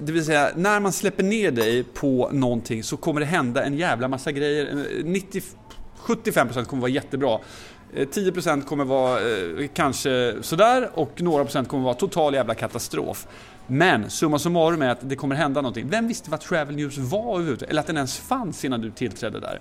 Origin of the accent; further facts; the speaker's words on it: Motala, Östergötland, Sweden; moved away; när jag växte upp i Motala